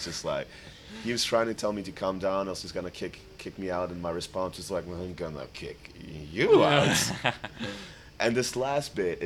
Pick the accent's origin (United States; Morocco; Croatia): Croatia; Split, Split-Dalmatia County; English is a second language; my hometown Split